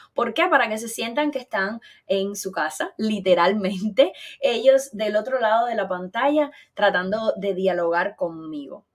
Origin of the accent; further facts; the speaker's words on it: Eastern Cuba, Cuba; moved away; somos de la zona oriental caliente de Cuba.